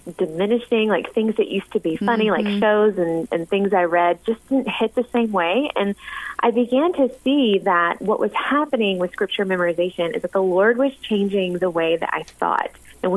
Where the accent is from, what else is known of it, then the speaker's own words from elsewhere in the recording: the South, United States; now in Sikeston, Missouri, United States; I grew up in the South in a little Baptist church